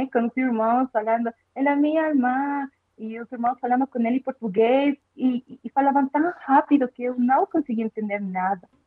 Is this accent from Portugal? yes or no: no; Bolivia; Portuguese is a second language; now in Brazil; eu sou da Bolívia, né? Que fica pertinho aí do, do Brasil.